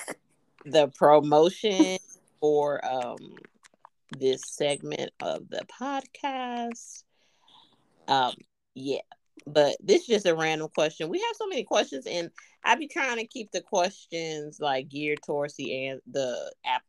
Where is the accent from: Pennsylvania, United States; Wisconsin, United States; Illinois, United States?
Illinois, United States; Chicago; moved away; I'm from Chicago